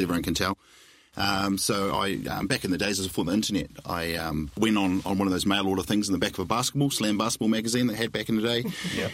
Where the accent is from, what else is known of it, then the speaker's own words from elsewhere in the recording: New Zealand; being classic Kiwi